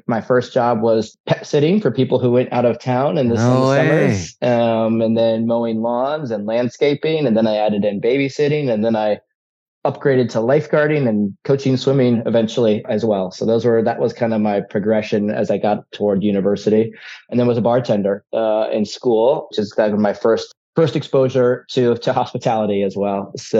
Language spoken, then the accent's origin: English; Atlanta, Georgia, United States; also born or lived in Ohio; I was born in Ohio, grew up in Hotlanta, though. Atlanta, Georgia.